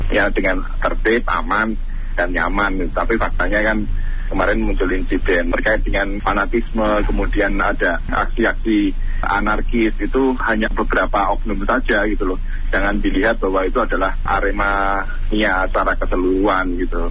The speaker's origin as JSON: {"language": "Indonesian", "town": "Malang", "region": "East Java", "country": "Indonesia", "said": "kami sebagai warga Malang"}